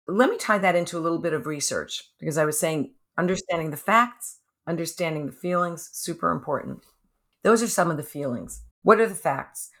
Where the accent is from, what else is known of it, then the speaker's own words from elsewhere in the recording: New York, United States; now in California, United States; I'm a New Yorker also